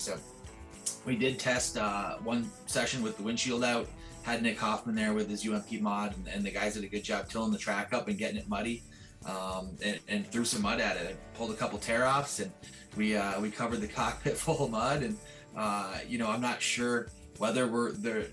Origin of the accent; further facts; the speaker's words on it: Southern Ontario, Canada; I'm from Southern Ontario